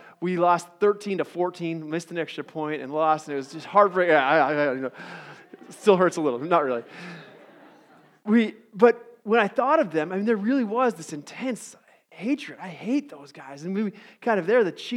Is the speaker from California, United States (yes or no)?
no; Boulder, Colorado, United States; moved away; when I was growing up in Colorado, Boulder, Colorado.